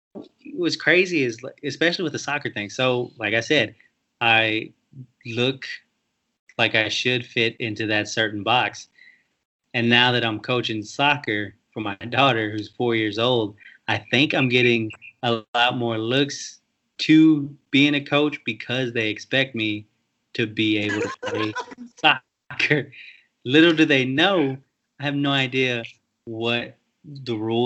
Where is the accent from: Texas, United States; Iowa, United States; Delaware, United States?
Texas, United States; I'm from Texas, and I don't even speak Spanish